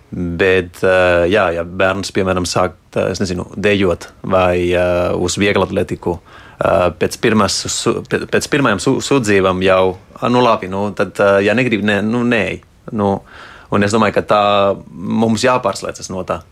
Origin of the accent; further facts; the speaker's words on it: Spain; Latvian is a second language; now in Latvia; es esmu dzimis, aud, audzis Spānijā